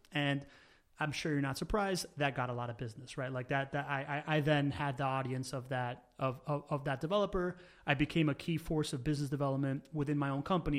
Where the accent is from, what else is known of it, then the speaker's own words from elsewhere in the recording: Miami, Florida, United States; English is a second language; also born or lived in Venezuela / Spain / California; we moved back to Miami, where I grew up